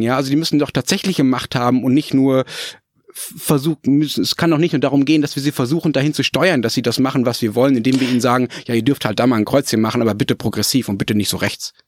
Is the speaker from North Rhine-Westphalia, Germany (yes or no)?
yes; Dortmund, North Rhine-Westphalia, Germany; wo ich aufgewachsen bin, nämlich in der Hörweite des Westfalenstadions in Dortmund